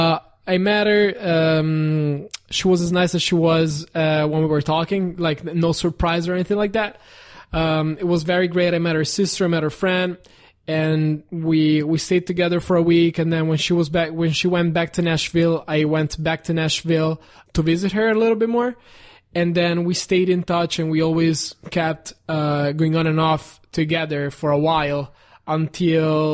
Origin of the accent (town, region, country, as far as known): Italy; English is a second language; now in Los Angeles, United States